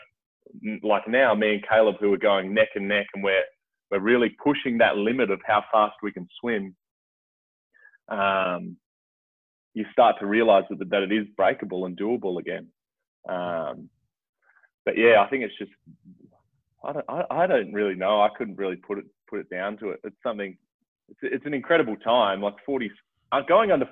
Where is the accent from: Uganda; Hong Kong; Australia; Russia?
Australia; Port Lincoln, South Australia; when I was growing up in Port Lincoln as a kid